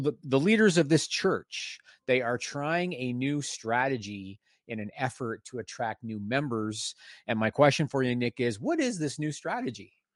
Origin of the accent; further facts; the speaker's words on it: Canada; also born or lived in Ontario, Canada; I'm Canadian